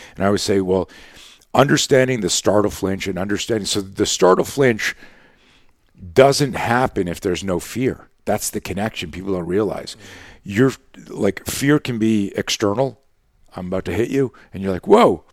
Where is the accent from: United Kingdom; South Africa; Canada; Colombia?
Canada; we grew up in Canada